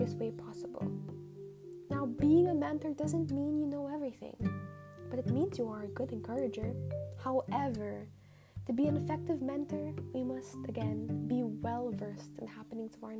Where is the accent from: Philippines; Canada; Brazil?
Philippines; us Filipinos represent our country